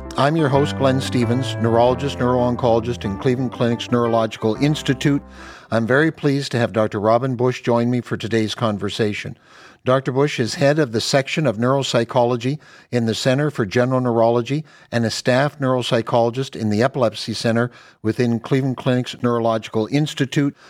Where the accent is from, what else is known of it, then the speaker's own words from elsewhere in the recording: Canada; now in United States; I'm Canadian